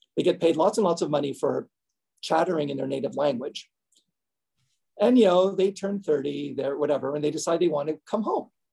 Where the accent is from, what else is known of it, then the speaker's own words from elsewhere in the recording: Canada; also born or lived in New Jersey; I was born and raised in Canada